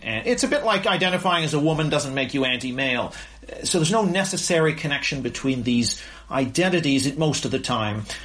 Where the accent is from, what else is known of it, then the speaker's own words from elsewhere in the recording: Canada; as a Canadian